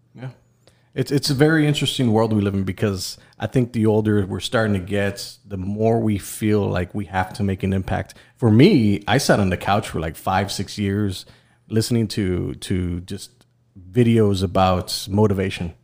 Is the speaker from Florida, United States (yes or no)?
no; Texas, United States; I'm Mexican-American. I'm from Texas